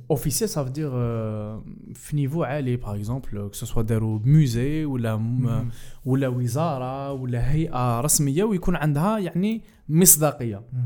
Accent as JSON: {"language": "Arabic", "country": "Algeria", "said": "احنا كجزائريين"}